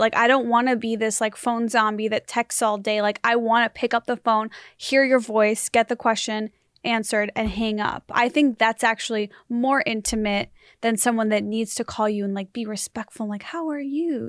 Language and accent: English; United States; I'm American